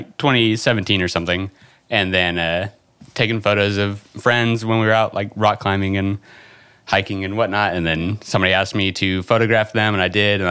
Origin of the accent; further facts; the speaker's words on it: Oklahoma, United States; I grew up here in Oklahoma